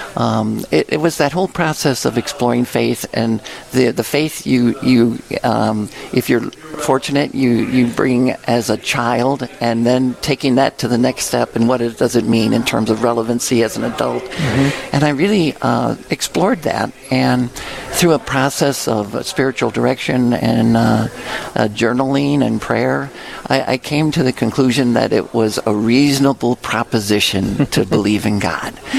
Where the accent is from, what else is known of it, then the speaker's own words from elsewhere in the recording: Lansing, Illinois, United States; moved away as an adult; also born or lived in Springfield, Illinois; now in Winona, United States; growing up in St. Anne's um, uh, grade school in parish in Lansing, Illinois, south suburbs of Chicago